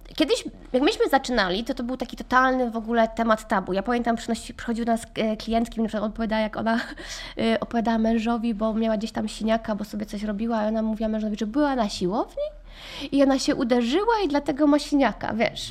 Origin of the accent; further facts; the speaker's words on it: Poland; moved away as an adult; also born or lived in Ireland; Ja wyjechałam z Polski, miałam 18 lat